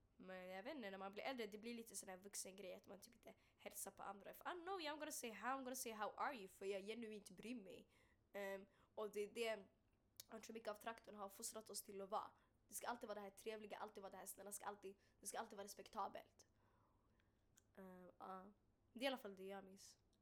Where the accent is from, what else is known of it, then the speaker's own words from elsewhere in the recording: Stockholm, Stockholm County, Sweden; also born or lived in Bredäng; jag kommer från Hagsätra, jag kan bara snacka om Hagsätra. Jag, jag, jag föddes där och mm. växte mm. upp där